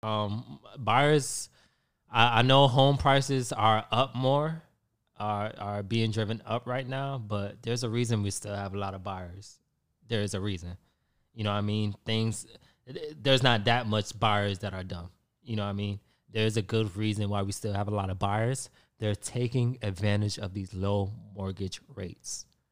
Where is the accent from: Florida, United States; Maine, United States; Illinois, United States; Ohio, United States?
Florida, United States; Hollywood; now in Tampa, United States; I grew up in South Florida, Hollywood, Florida